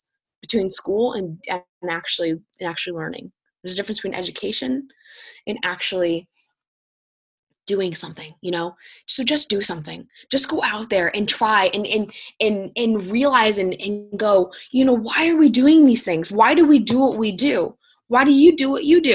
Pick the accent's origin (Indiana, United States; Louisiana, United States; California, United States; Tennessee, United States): Indiana, United States; I'm from Indiana